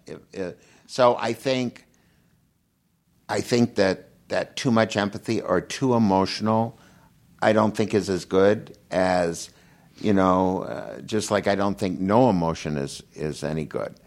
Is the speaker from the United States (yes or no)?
yes; Minnesota, United States; moved away as an adult; now in California, United States; I grew up in Minnesota and there's not much sun